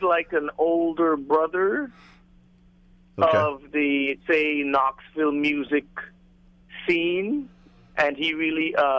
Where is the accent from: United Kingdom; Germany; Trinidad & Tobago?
Trinidad & Tobago; Tobago; moved away as an adult; also born or lived in Tennessee